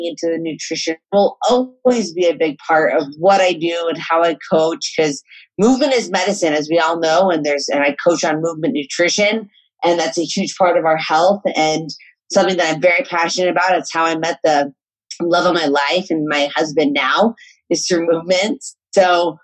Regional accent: Colorado, United States; I grew up in Colorado and very outdoors area in the San Juan Mountains

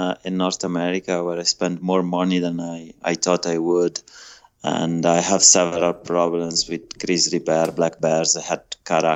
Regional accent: Italy; moved away as an adult; I'm Italian. I was born in Italy about 40 years ago

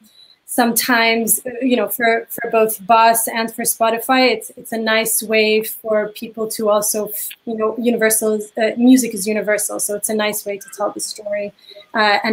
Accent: Lebanon; I grew up in Lebanon

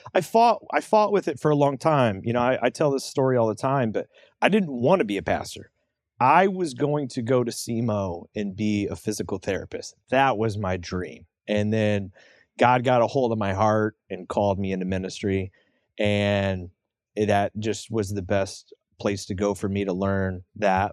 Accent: St. Louis, Missouri, United States; also born or lived in Troy, Missouri / O'Fallon, Missouri; I'm in the Saint Louis area. I've kinda grown up around here in different spots here and there

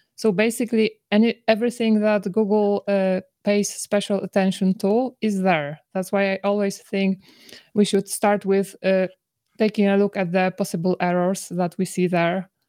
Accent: Poland; I come from Poland

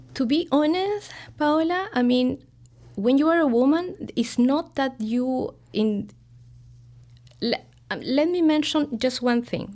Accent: Santiago, Santiago Metropolitan Region, Chile; moved away as an adult; now in Chicago, United States; I was born in Santiago.

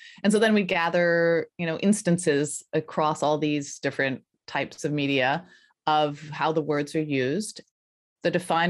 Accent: Colorado, United States; also born or lived in Philadelphia; I grew up in Colorado, in the foothills of Colorado, so pretty rural suburban.

